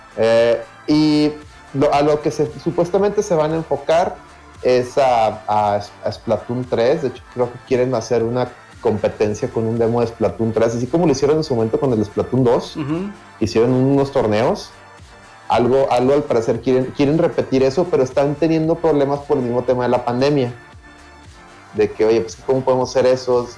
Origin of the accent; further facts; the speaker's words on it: Monterrey, Nuevo León, Mexico; como buen regio